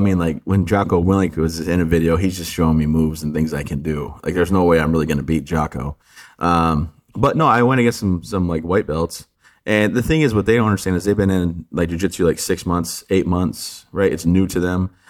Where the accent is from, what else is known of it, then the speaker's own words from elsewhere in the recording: the Thumb area of Michigan, United States; I grew up, born and raised in, in uh, the thumb area of Michigan